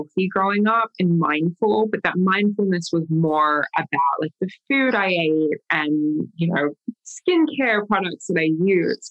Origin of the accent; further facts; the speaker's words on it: Australia; being Australian